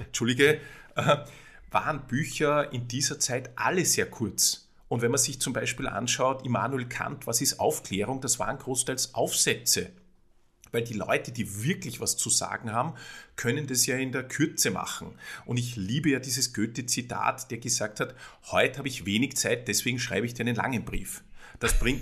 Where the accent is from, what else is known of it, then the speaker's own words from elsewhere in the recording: Salzburg, Austria; moved away as an adult; now in Vienna, Austria; ich komme aus Salzburg, bin gelernter Jurist und bin in einer, bin in einer Buchhändlerfamilie, in einer Salzburger Buchhändlerfamilie aufgewachsen